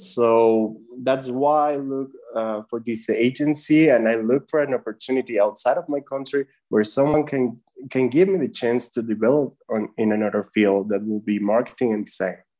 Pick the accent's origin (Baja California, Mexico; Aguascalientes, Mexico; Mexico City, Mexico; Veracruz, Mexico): Mexico City, Mexico; I'm from Mexico, from Mexico City, actually.